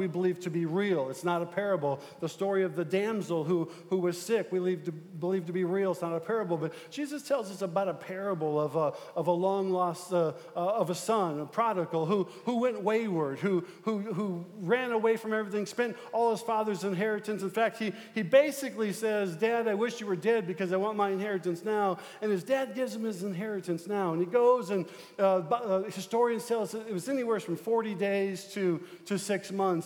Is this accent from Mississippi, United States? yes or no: no; Omaha, Nebraska, United States; moved away; I'm from South Omaha. I'm a South Omaha boy